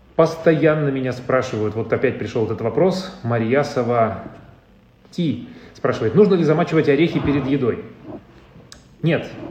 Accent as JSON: {"language": "Russian", "region": "Urals", "country": "Russia", "moved": "yes", "lives_now": "Moscow, Russia", "said": "я, я с Урала"}